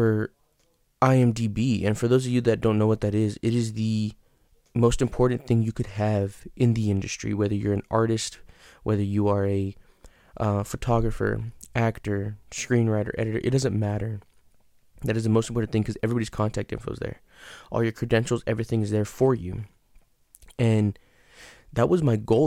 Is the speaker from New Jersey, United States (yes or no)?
no; San Antonio, Texas, United States; that's where I'm from, so I wanted to put one in my hometown